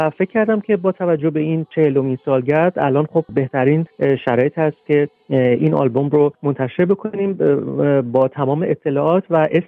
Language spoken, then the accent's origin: Persian; Iran; moved away as an adult; also born or lived in Tehran; now in Netherlands; سال 2006 چون خب میخواستم توی فضای بازتری کارم ادامه بدم از ایران اومدم بیرون دعوت شدم به هلند